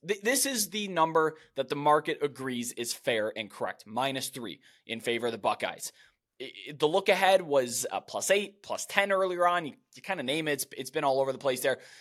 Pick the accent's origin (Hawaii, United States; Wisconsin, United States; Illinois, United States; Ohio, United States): Ohio, United States; Cleveland; born and raised in Cleveland